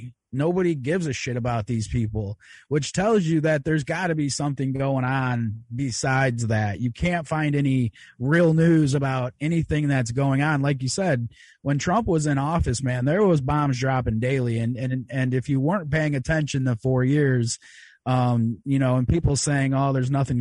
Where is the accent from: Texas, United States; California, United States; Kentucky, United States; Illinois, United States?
Illinois, United States; Chicago; I'm from Chicago area